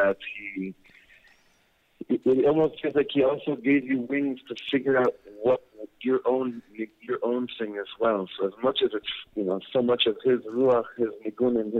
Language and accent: English; Los Angeles, California, United States; I'm from Los Angeles, so I grew up in going to Universal Studios a lot